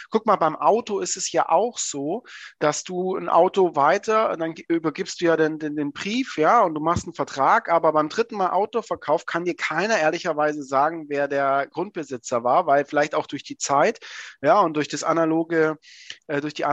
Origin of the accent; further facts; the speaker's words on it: Swabia, Germany; also ich bin ja Schwabe